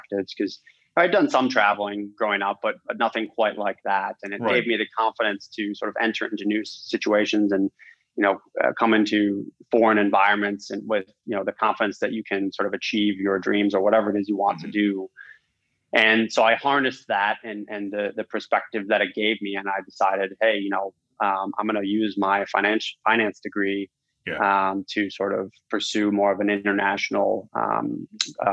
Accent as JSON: {"language": "English", "region": "Minnesota", "country": "United States", "tie": "born or raised there", "also_born_or_lived": "Iowa", "moved": "yes", "said": "My background, quickly is I grew up in the Midwest. I'm from Minnesota originally."}